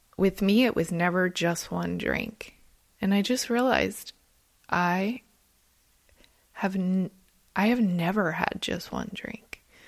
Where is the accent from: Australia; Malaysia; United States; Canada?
United States; New Jersey; moved away as an adult; also born or lived in Monterey Bay, California; I'm originally from New Jersey